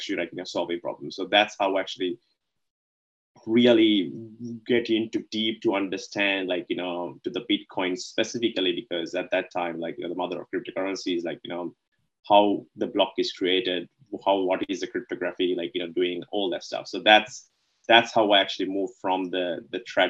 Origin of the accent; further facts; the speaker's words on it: Sri Lanka; moved away as an adult; now in Melbourne, Australia; I was born in Sri Lanka, right? So I moved here to Melbourne back in early 2007 to do the university